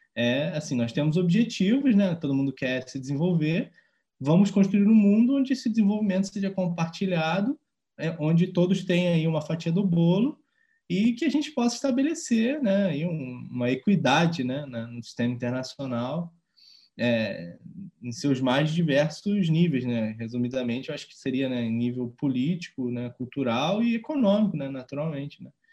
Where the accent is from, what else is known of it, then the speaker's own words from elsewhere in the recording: Rio de Janeiro, Brazil; Porque é, é a cidade que eu mais conheço, foi onde eu cresci